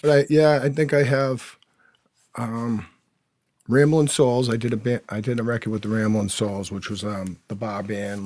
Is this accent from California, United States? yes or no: no; Quincy, Massachusetts, United States; growing up in Squantum, uh, North Quincy, Massachusetts